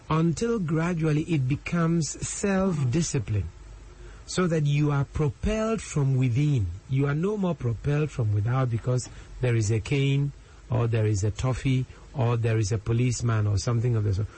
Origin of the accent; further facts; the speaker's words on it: Ghana; as a Ghanaian